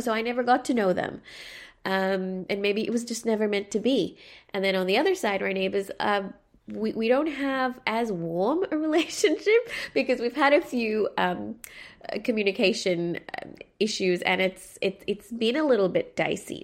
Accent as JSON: {"language": "English", "country": "Sri Lanka", "tie": "born or raised there", "said": "growing up in Sri Lanka, whenever I went to my local mosque, I never felt like I belonged there"}